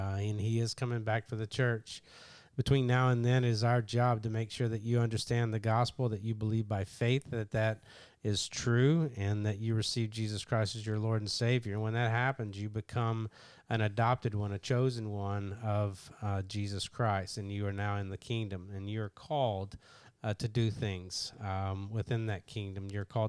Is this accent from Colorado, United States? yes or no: no; Kentucky, United States; Yeah, I'm a redneck from Kentucky, and I barely speak English